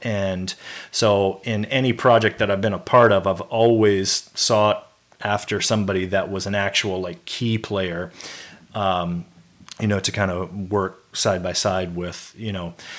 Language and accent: English; Memphis, Tennessee, United States; also born or lived in California; moved to Memphis, Tennessee